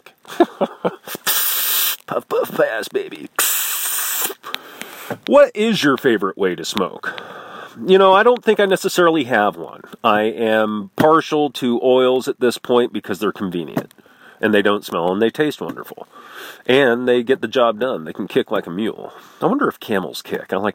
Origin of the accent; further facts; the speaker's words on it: Midwest, United States; I'm from the Midwest, where you look as far as the eye can see, and it's flat and ugly